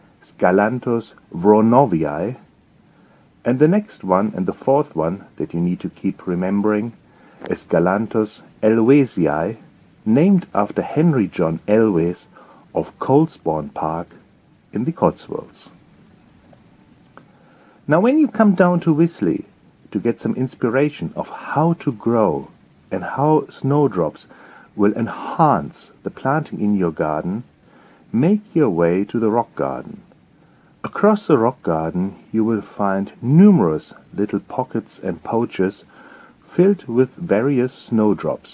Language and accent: English; Germany; accent: German; English is a second language; moved away as an adult; now in England, United Kingdom; You will pick up from my accent that I'm not native British, I'm German. And I have to tell you, when I moved from Germany to England